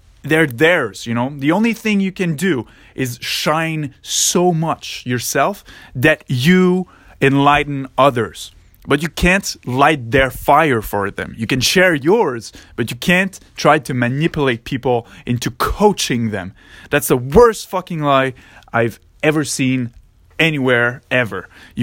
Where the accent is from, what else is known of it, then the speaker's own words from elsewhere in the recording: Montreal, Quebec, Canada; I was in a cégep, because I'm from Quebec in Montreal, close to Montreal in Canada.